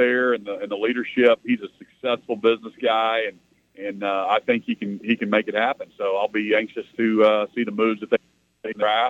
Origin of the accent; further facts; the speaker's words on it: Norman, Oklahoma, United States; I grew up a Dallas Cowboys fan, being growing up in Norman.